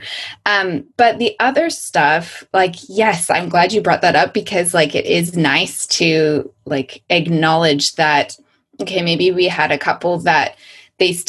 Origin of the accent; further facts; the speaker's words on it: United States; moved away; I'm still an American who's living outside of the US